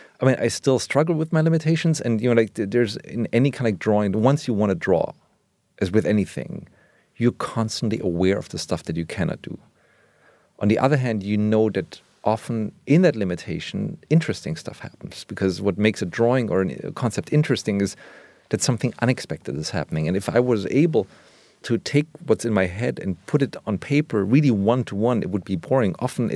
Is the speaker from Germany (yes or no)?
yes; Germany; born or raised there